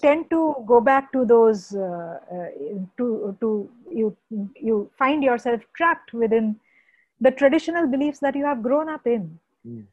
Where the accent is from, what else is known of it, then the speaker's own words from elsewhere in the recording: West Bengal, India; I come from Bengal